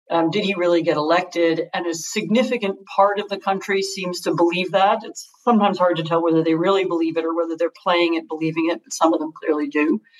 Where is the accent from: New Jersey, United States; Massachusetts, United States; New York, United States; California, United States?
California, United States; Los Angeles; from Los Angeles, California.